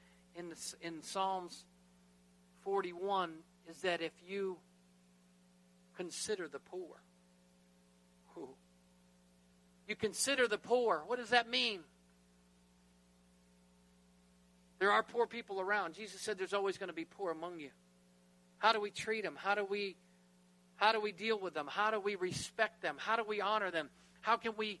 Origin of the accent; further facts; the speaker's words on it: United States; I'm American